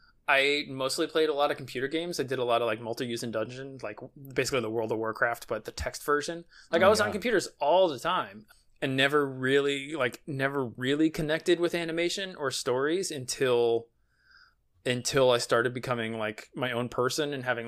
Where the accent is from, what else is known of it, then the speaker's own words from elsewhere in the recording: New Jersey, United States; Yeah, it was Brookdale Community College, which was right in my hometown, and they had an associate's in arts.